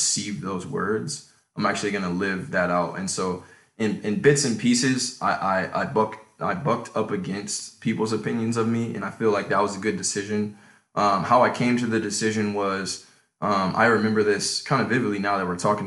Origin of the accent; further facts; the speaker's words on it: Chicago, Illinois, United States; I was born in Chicago in the 90s